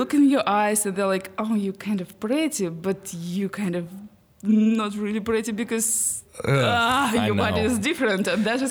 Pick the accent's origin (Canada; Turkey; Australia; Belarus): Belarus; born there; English is a second language; I was born actually in Belarus because my father worked in army and we used to travel a lot.